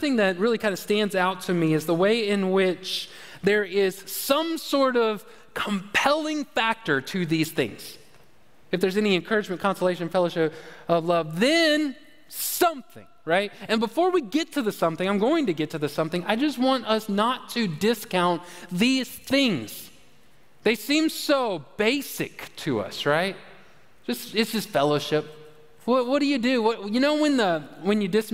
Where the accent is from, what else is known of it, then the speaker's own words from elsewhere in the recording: United States; I'm from America